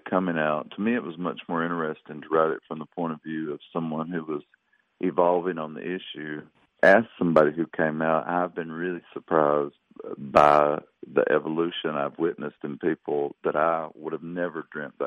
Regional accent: the South, United States; my Southern identity. It's who I am

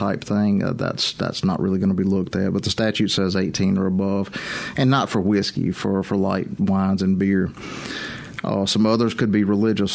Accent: Meridian, Mississippi, United States; I grew up in Lauderdale County over in Meridian

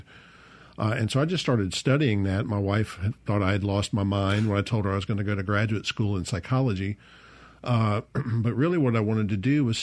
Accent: Bay St. Louis, Mississippi, United States; also born or lived in Hattiesburg, Mississippi; I was born in Hattiesburg, Mississippi, but grew up in Bay St. Louis. So I am from the Mississippi Gulf Coast

